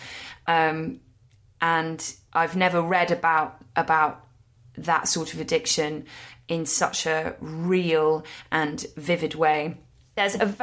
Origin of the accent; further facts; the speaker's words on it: London, United Kingdom; as a Londoner